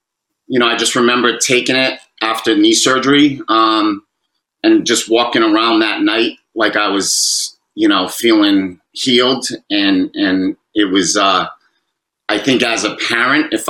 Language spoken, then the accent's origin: English; Fall River, Massachusetts, United States; as a little kid growing up in Fall River